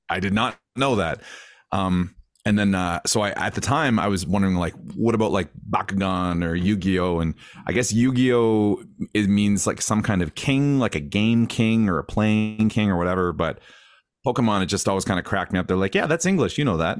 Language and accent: English; Grande Prairie, Alberta, Canada; I grew up in Grand Prairie, which is like, uh, I, I mean, I know we all know, but, uh, at the time when I was a kid, it was a smaller community in Northern Alberta